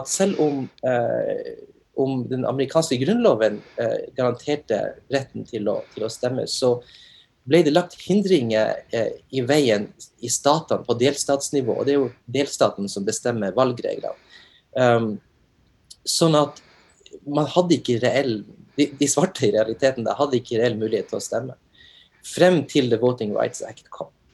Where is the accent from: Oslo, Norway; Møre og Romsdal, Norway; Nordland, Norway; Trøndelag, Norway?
Nordland, Norway; Narvik; moved away as an adult; now in Oklahoma, United States; jeg er opprinnelig fra Narvik